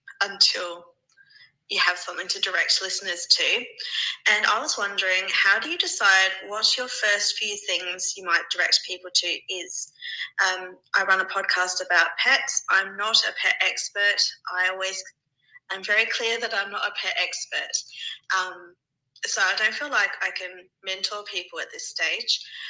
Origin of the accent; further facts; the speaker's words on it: Australia; I'm from Australia.